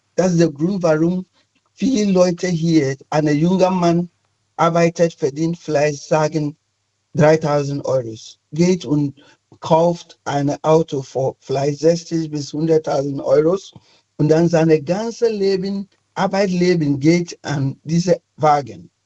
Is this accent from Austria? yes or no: no; Ghana; German is a second language; moved away as an adult; now in Cologne, Germany; Ich komme ursprünglich aus Ghana